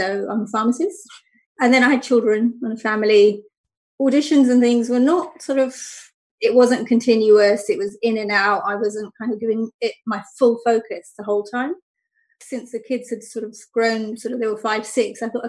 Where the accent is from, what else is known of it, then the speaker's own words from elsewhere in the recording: London, United Kingdom; I grew up in London, which is very different to Luton, even though it's not that far